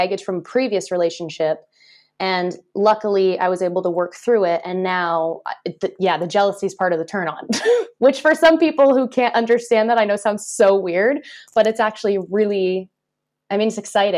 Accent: just outside of Toronto, Ontario, Canada; now in France; I was born and raised just outside of Toronto.

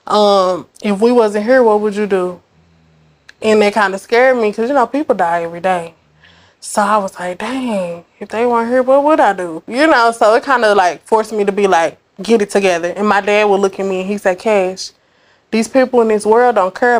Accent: Dallas, Texas, United States; I'm from Dallas. I'm from Oak Cliff

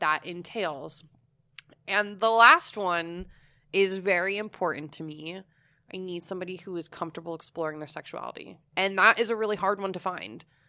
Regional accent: Florida, United States; I'm from Florida.

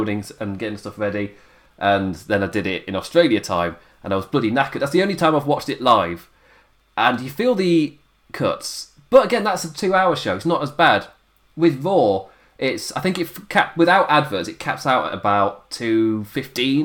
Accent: England, United Kingdom; I'm English

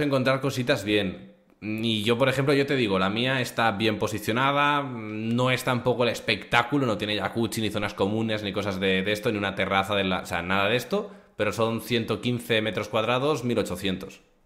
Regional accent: Barcelona, Catalonia, Spain; moved away as an adult; now in Andorra; yo soy de Barcelona. Mi familia está en Barcelona.

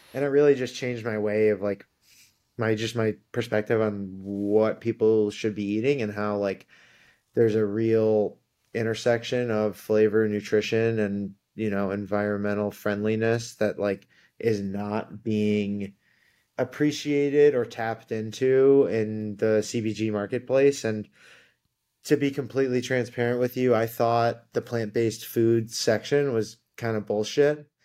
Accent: Ann Arbor, Michigan, United States; moved away as an adult; also born or lived in New York; I grew up in Ann Arbor, Michigan

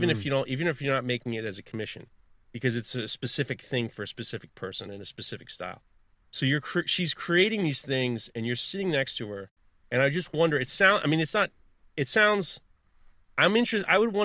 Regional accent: Manhattan, New York, United States; When I grew up in Upper East Side, Manhattan, and when my parents divorced, my mother was kind of not around, my dad was not around. So I grew up in the 90s in Manhattan

